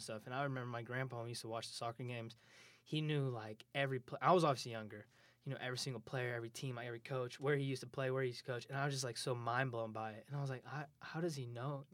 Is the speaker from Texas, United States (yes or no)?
no; Moore, Oklahoma, United States; moved away as an adult; also born or lived in Hinton, Oklahoma; now in Kansas, United States; I lived in Moore for a while. Uh, it's, it's a bigger town. a little bit bigger than where I'm from